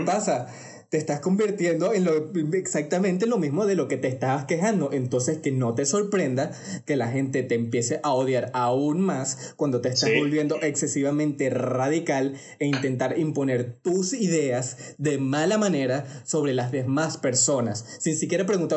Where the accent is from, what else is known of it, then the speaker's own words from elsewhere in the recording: Venezuela; accent: Venezuelan; hablando con mi acento venezolano, que ustedes sabrán que nosotros decimos bastante marico